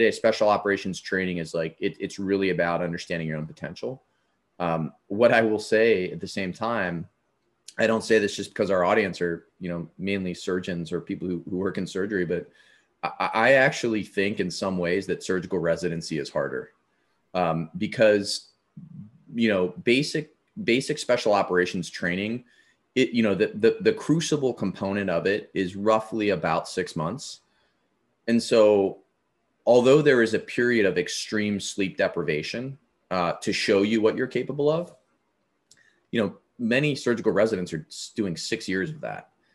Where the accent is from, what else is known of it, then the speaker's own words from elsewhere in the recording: Avon Lake, Ohio, United States; My hometown was on Lake Erie. Avon Lake, Ohio